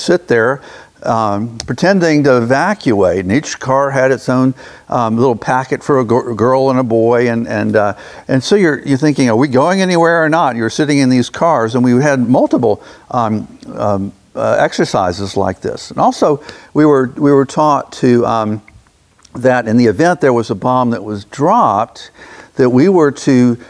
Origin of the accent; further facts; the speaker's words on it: Jacksonville, Florida, United States; growing up in Jacksonville myself